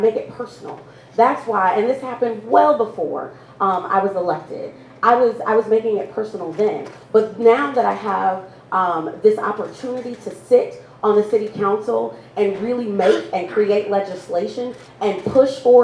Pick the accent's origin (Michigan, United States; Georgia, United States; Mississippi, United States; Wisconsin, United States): Wisconsin, United States; Milwaukee; I am born and raised here in Milwaukee.